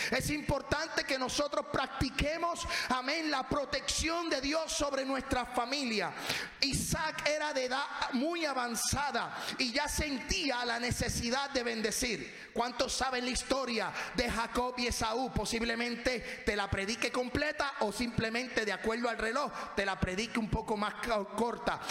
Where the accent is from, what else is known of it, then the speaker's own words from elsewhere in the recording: Puerto Rico; moved away; Yo cuando voy a mi casa, voy a Puerto Rico, voy a casa de mi papá